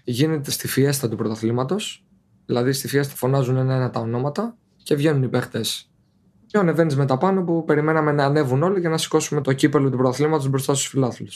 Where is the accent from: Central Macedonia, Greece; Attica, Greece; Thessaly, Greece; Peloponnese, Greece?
Peloponnese, Greece; Petri; moved away as an adult; now in Turkey; Το χωριό μου λέγεται Πετρή Νεμέας. Είναι από την Νεμέα 10 λεπτά